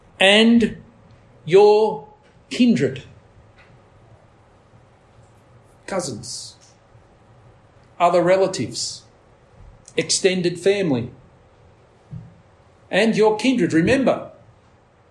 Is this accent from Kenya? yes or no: no; Australia; as an Australian society